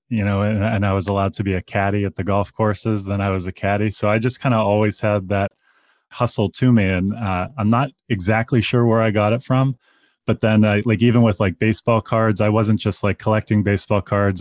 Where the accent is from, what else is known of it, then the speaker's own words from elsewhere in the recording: Pittsburgh, Pennsylvania, United States; now in Chicago, United States; I grew up in Pittsburgh, Pennsylvania